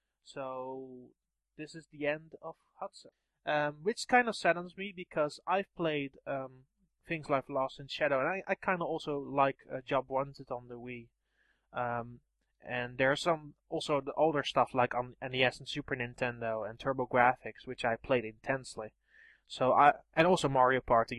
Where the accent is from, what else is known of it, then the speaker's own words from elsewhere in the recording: Netherlands; I'm from the Netherlands.